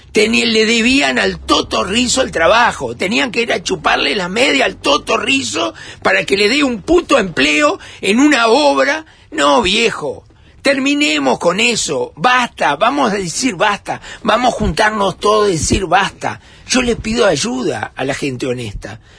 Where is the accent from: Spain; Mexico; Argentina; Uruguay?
Uruguay; Montevideo